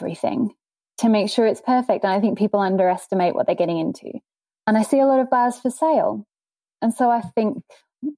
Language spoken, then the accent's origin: English; England, United Kingdom; now in Cairns, Australia; I'm not actually Australian. I'm English